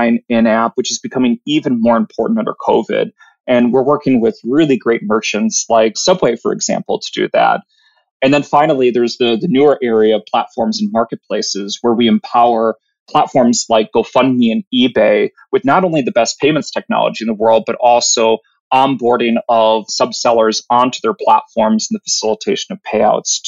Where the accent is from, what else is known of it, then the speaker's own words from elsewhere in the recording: Wisconsin, United States; moved away as an adult; now in California, United States; I'm from the fine state of Wisconsin. So I come from the Midwest